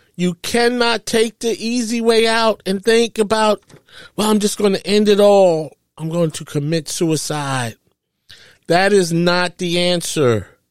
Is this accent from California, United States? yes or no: no; New York, United States; I grew up in New York